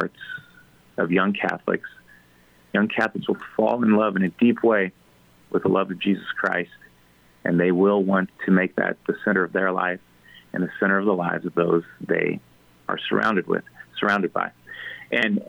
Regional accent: Ellis County, Kansas, United States; I'm a German from Ellis County

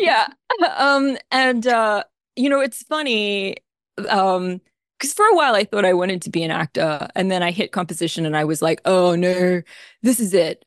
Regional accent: Australia; accent: Australian; now in Philadelphia, United States; I'm an Australian, as you may or may not be able to tell from my accent. I am not a native Philadelphian.

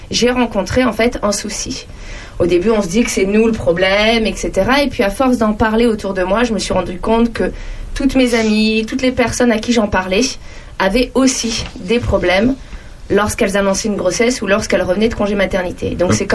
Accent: Bourges, Centre-Val de Loire, France; born there; now in Champignelles, France; moi, je suis née à Bourges, donc dans le Cher. Et j'ai eu un papa militaire, donc euh, j'ai vécu à peu près dans quasiment toutes les régions de France.

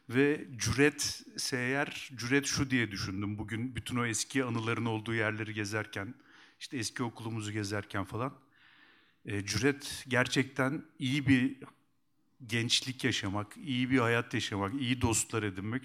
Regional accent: Kuşadası, Aydın, Turkey; also born or lived in Eskişehir; ben Kuşadalıyım

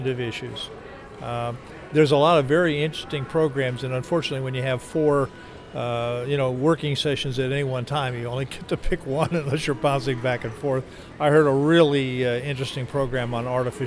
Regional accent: Harrisburg, Pennsylvania, United States; of Harrisburg

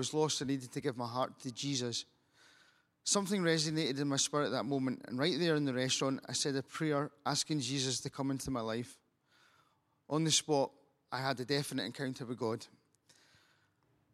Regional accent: Stirling, Scotland, United Kingdom; I'm from Stirling in Scotland.

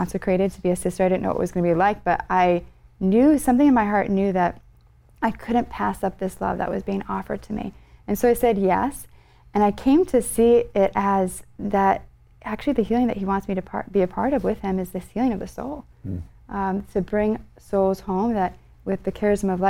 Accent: Connecticut, United States; I grew up in Connecticut

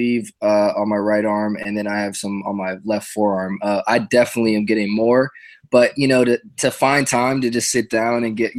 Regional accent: New York, United States; moved away as an adult; also born or lived in New Jersey; now in Los Angeles, United States; I'm originally from New York. I was born in New Jersey, but I moved to New York when I was real little. And so I grew up in New York

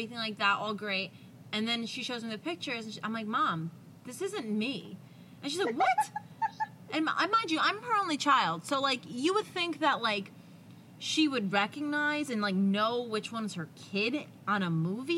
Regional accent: New Jersey, United States; I'm from Jersey. I say coffee and dog

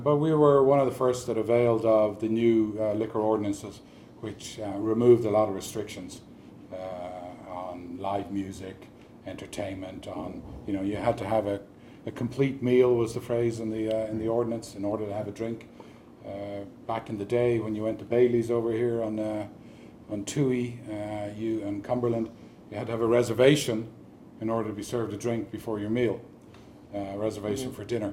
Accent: Dublin, Leinster, Ireland; now in Park Ridge, United States; I was born in Dublin, Ireland. I moved to Park Ridge in 1997.

